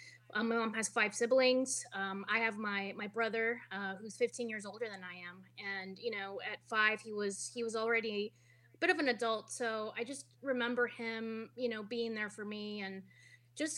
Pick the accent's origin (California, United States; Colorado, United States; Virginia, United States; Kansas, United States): California, United States; Los Angeles; born or raised there; also born or lived in Guadalajara, Jalisco, Mexico